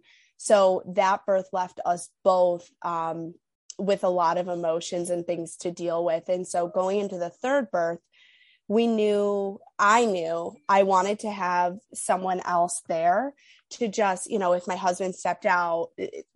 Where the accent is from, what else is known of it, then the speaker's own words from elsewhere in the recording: New York, United States; moved away as an adult; now in Illinois, United States; I'm from New York, but I currently live in Illinois, and we're hopeful that we'll move back to New York soon